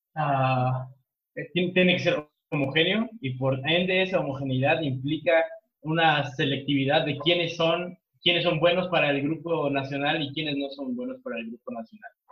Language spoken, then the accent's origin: Spanish; Mexico